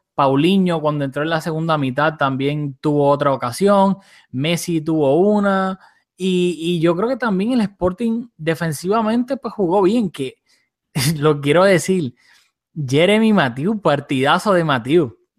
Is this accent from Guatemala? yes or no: no; Puerto Rico; moved away; Julio y yo somos de Puerto Rico, aunque pues no estamos viviendo ahí ahora